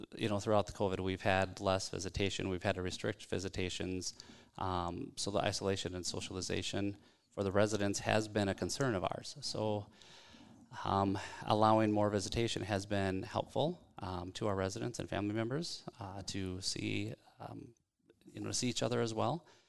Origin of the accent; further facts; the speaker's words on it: South Dakota, United States; now in Minneapolis, United States; growing up in South Dakota, small town guy